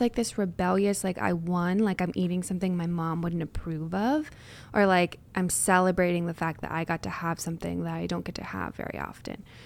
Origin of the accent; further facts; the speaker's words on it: United States; we as American culture